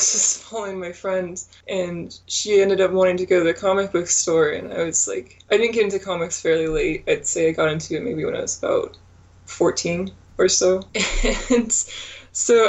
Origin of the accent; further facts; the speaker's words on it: Santa Rosa, California, United States; I grew up in Santa Rosa, California, and I still live here